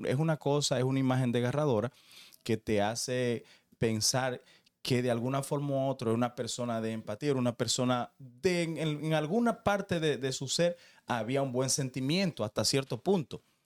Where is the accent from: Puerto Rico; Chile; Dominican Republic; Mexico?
Dominican Republic; como dominicano